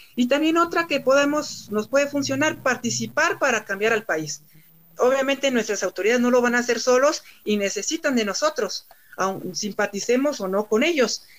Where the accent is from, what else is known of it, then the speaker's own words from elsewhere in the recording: Mexico; porque somos mexicanos